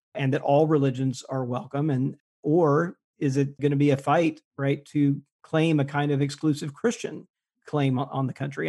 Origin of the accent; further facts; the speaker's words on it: Jackson, Mississippi, United States; moved away; I grew up in Mississippi, and when I was there and g, went to public schools in Jackson, Mississippi